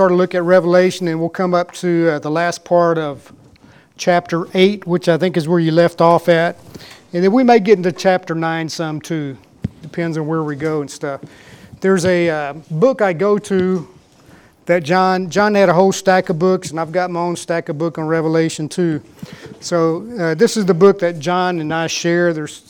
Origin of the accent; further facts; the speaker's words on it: West, Texas, United States; and I can never say this right because I grew up here in West, and this is how we talked here in West